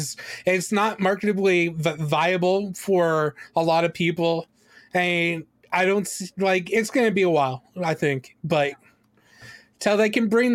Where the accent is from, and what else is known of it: Canada; born or raised there